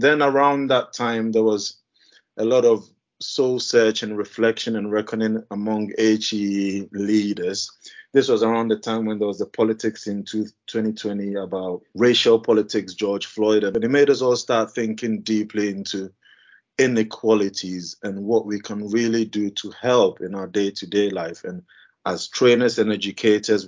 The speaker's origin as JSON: {"language": "English", "country": "Ghana", "also_born_or_lived": "Leeds, United Kingdom / Bradford, United Kingdom", "moved": "as an adult", "lives_now": "United Kingdom", "said": "I'm originally from Ghana"}